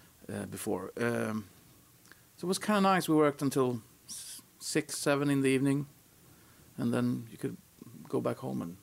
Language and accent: English; Upplands Väsby, Stockholm County, Sweden; my hometown, like Upplands Väsby.